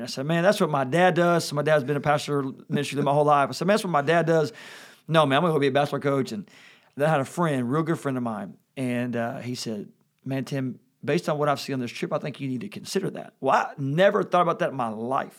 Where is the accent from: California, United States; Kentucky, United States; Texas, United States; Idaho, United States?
Kentucky, United States; Louisville; growing up in Kentucky